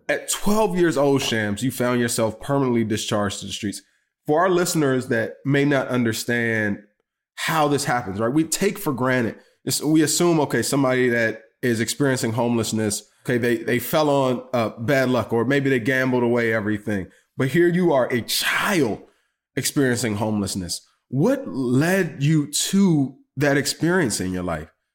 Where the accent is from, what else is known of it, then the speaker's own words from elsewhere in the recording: Washington, District of Columbia, United States; Being a buddy from D C, you know, we call y'all Bama sometimes